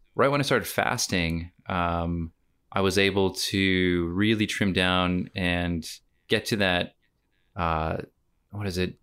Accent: United States; moved away as an adult; now in Australia; myself as an American came to Australia just shy of eight years ago

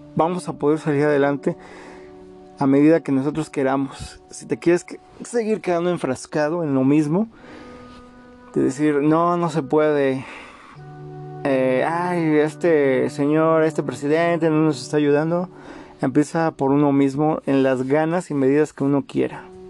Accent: Mexico; como mexicanos

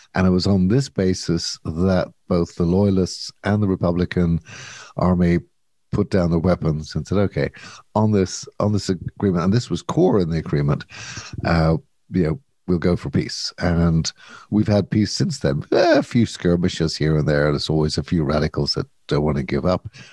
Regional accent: Ireland; as an Irish person

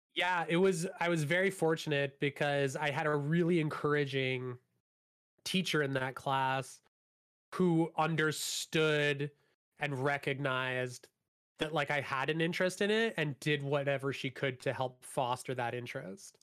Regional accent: Hamilton, Ontario, Canada; I grew up in Hamilton

